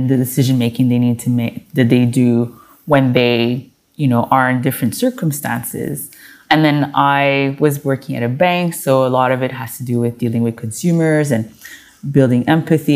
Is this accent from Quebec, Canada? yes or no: yes; Montreal, Quebec, Canada; I was born and raised in Montreal, Canada